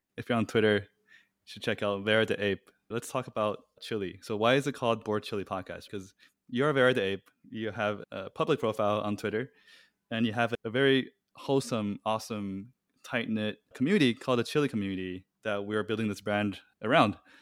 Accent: Taiwan; moved away; I'm originally from Taiwan

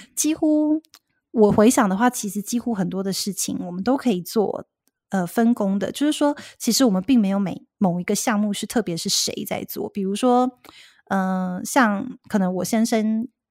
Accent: Taiwan; moved away as an adult; now in Seattle, United States; 原本我也是在台湾长大的嘛

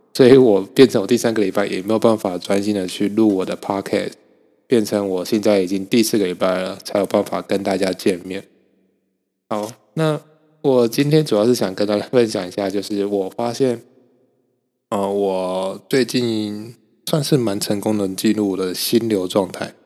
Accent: Kaohsiung, Taiwan; moved away as an adult; now in Hsinchu, Taiwan; 我现在人在新竹嘛，就是台湾的新竹。所以，呃，基本上我不太会用到车，我都是骑机车，然后我是高雄人

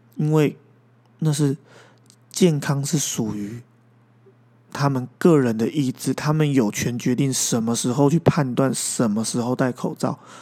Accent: Taiwan; moved away as an adult; 离开了这个家乡六年的时间，我终于回来了。终于在台湾有了一份工作

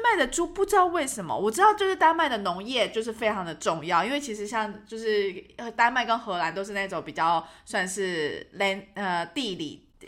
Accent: Taiwan; 我们是从台湾来

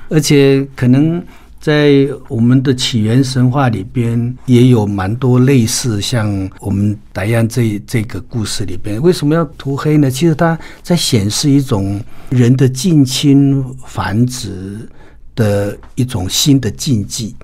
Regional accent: Taiwan; 我们台湾的所有的汉人朋友

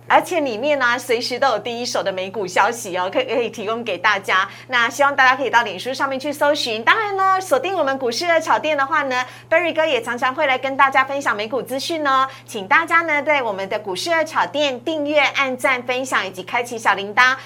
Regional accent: Taiwan; 我们台湾人

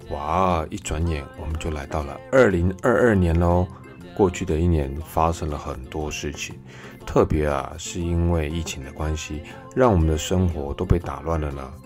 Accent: Taiwan; 好在啊，我们台湾人，嗯，真的很厉害。

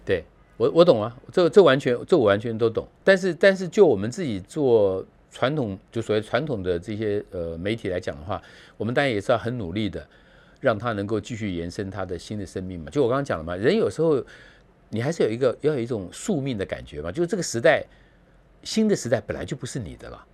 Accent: Taipei, Taiwan; 我们从台北来的

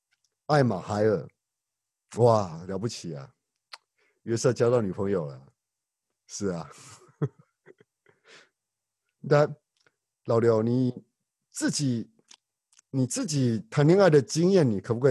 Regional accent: Taiwan; accent: Taiwanese Mandarin; 不是四岁，是十岁，十岁，十岁。对不起，我有台湾国语。

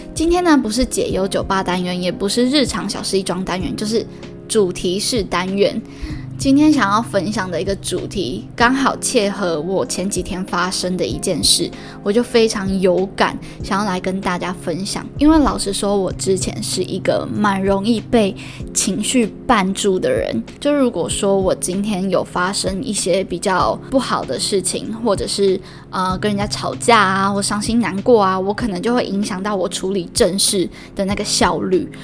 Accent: Yunlin County, Taiwan; now in Northern Taiwan, Taiwan; 我是云林来的孩子，所以在北部都没有人可以跟我讲台语

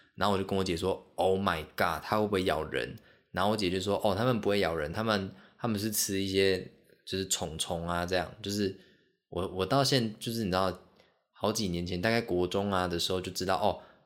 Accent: Kaohsiung, Taiwan; also born or lived in Xiaoliuqiu, Pingtung County / Pingtung; 小时候在高雄

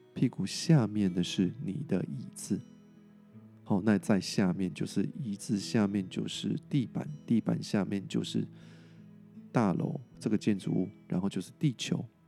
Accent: Taiwan; 我们台湾人做得很不错

